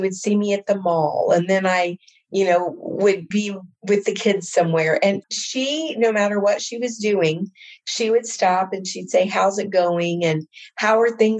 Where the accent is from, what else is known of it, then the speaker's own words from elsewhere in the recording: Indiana, United States; I'm from Indiana